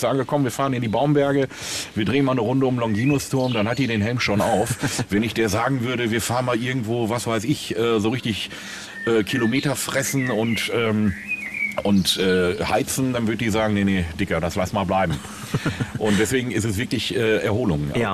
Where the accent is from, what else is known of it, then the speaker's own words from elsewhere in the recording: Willingen, Hesse, Germany; also born or lived in Sauerland; now in Münster, Germany; ich bin ja gebürtiger Sauerländer, mhm. äh, komme ja aus Willingen